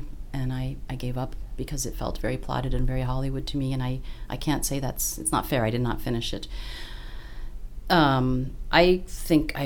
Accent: Australia; moved away; I'm Australian originally

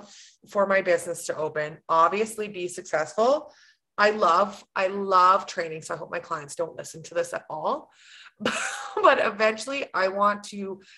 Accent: Grande Prairie, Alberta, Canada; also born or lived in Fairview; now in Sexsmith, Canada; I'm born and raised Grand Prairie. That's my hometown, but we live in Sexsmith

